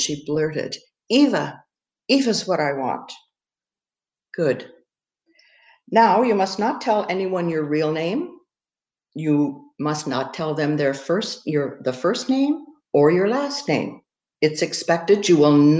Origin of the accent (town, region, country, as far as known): Canada